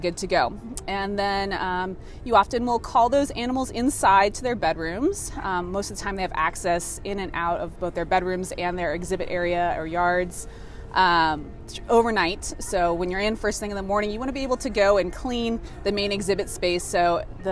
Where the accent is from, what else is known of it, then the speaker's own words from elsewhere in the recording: New England, United States; moved away as an adult; I grew up in the New England area and then have moved all over for work